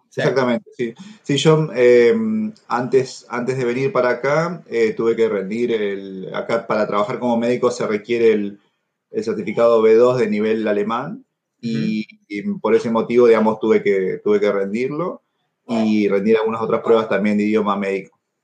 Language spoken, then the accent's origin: Spanish; Argentina; moved away as an adult; also born or lived in Peru / La Plata, Argentina / Buenos Aires, Argentina; now in Germany; yo en realidad nací en Perú, pero desde muy chiquito vivo en, Argentina